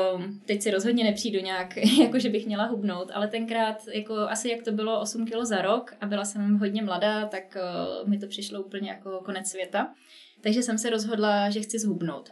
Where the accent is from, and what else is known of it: Czechia; also born or lived in Prague / United States